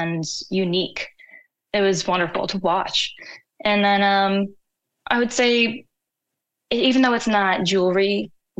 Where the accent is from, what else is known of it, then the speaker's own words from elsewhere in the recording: United States; growing up in America